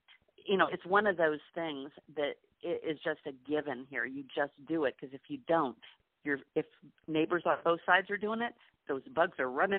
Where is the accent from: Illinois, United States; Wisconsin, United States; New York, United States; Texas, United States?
Wisconsin, United States; Milwaukee; also born or lived in Dallas / Atlanta; now in St. Petersburg, Florida, United States; I grew up in Milwaukee, where, you know, like it snows from essentially from October through April.